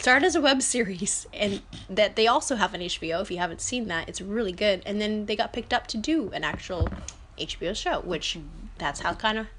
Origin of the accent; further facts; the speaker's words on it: Sonoma County and Humboldt area, California, United States; moved away; I come from Sonoma County and Humboldt area